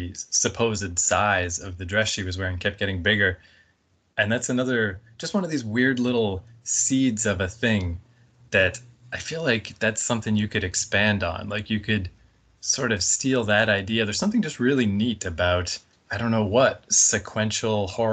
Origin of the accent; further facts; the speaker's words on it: Canada; I'm from Canada